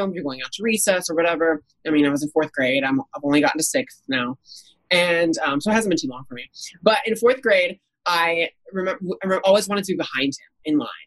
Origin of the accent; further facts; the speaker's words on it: Indianapolis, Indiana, United States; growing up in Indianapolis